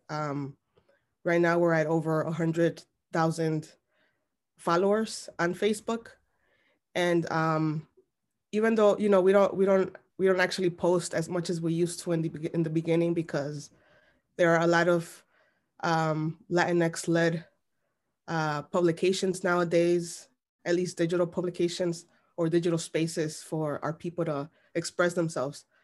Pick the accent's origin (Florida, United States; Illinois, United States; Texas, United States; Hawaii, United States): Illinois, United States; Chicago; I was born and raised in Little Village